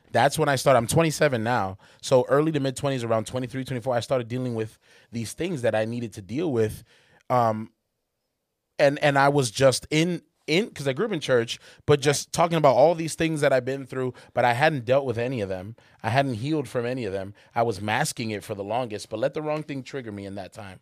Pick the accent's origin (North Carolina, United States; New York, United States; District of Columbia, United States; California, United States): North Carolina, United States; Charlotte; moved away as an adult; I'm coming from Charlotte where everybody at my school was black and Hispanic